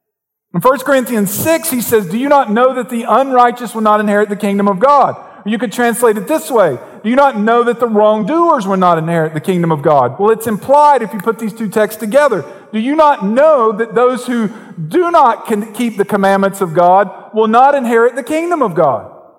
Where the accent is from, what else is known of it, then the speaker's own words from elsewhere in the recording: the South, United States; accent: Southern; I was from the South and I didn't come from money. So they sized me up quickly. It took me a few weeks to figure this out as ignorant, as stupid, because of the way I talked. So it became my mission to overcome my accent.